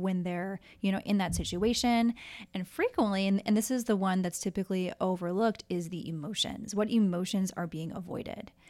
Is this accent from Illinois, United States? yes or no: no; Minneapolis, Minnesota, United States; moved away as an adult; also born or lived in Southern California; now in Honolulu, United States; I was born and raised in the Twin Cities.